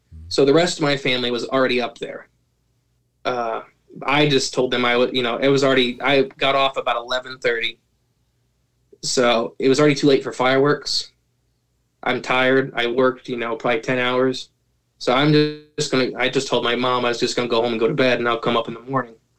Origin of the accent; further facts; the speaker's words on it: Ohio, United States; I am from Ohio